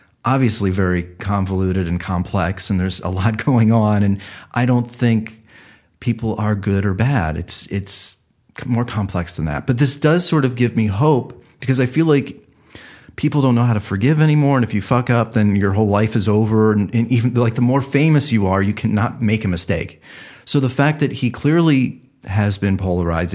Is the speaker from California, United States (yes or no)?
no; Cleveland, Ohio, United States; I'm from Cleveland